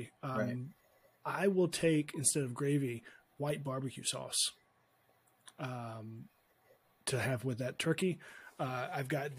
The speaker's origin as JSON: {"language": "English", "region": "Alabama", "country": "United States", "tie": "born or raised there", "said": "I grew up in Alabama. So those are my Southern credentials"}